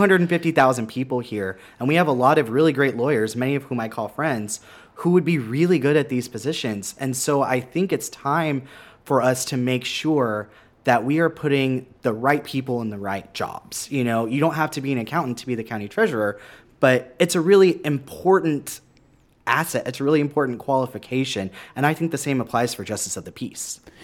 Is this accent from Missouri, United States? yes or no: no; San Marcos, Texas, United States; also born or lived in Austin, Texas; now in Kyle, United States; I grew up in San Marcos